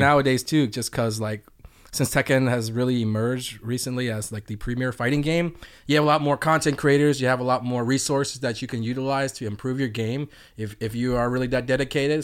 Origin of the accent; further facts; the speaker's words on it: Atlanta, Georgia, United States; I'm from Atlanta